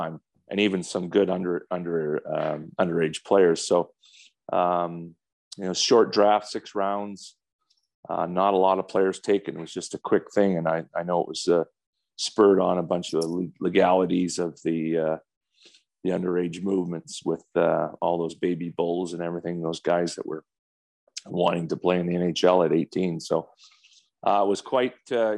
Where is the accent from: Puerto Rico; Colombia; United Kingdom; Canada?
Canada; Calgary, Alberta; my hometown